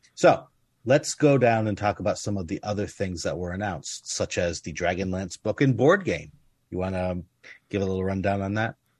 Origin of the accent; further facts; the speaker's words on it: United States; I grew up in the United States